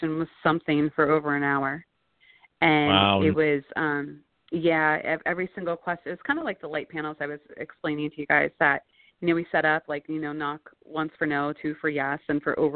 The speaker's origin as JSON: {"language": "English", "region": "Scotland", "country": "United Kingdom", "said": "I'm Scottish"}